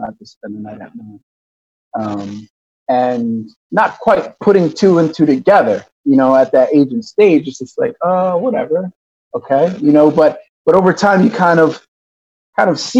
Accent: Newark, Delaware, United States; also born or lived in Yonkers, New York; I was born in Yonkers, New York. My dad worked for DuPont, got a job with DuPont, relocated to Newark, Delaware

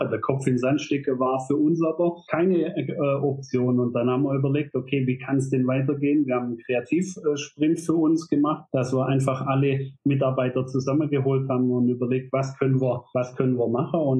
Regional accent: Rottweil, Baden-Württemberg, Germany; ich bin äh, 19 1985 in Rottweil geboren, ähm, bin auf dem Bauernhof äh, groß gewachsen

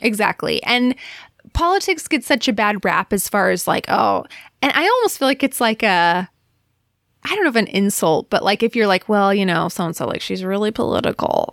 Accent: Alaska, United States; moved away; also born or lived in Cleveland / Utah; growing up in Alaska

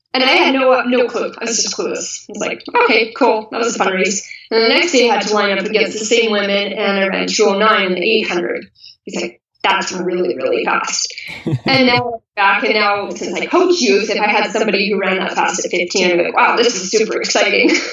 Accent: Kelowna, British Columbia, Canada; I grew up in Kelowna, BC, Canada, and I live here currently again. So I, I spent my high school years here

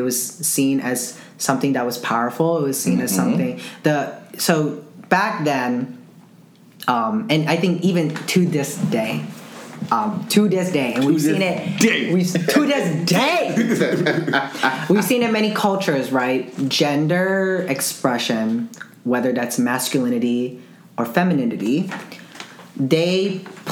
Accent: Zamboanga City, Zamboanga Peninsula, Philippines; my hometown, Zamboanga City

